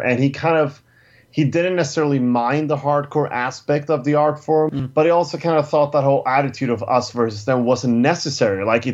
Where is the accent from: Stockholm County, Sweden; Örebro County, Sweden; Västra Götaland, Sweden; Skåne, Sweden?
Stockholm County, Sweden; Stockholm; my hometown of Stockholm, Sweden